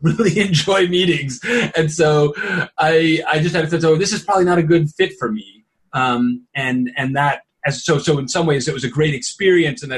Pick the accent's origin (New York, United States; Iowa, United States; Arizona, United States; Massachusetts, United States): New York, United States; New York City; also born or lived in Kenya / Puerto Rico; I was born in Kenya, and my father was an economist. My mother was working to help start a national dance company in Kenya. And so my early years of life are outside of the United States. My parents then moved to Puerto Rico for a year, and then ultimately grew up in New York City. And so New York is home